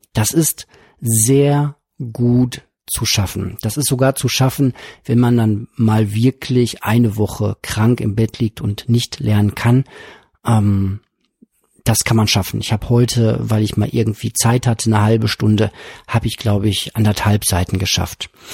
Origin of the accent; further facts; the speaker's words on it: Witten, North Rhine-Westphalia, Germany; von meiner Heimatstadt hier in Witten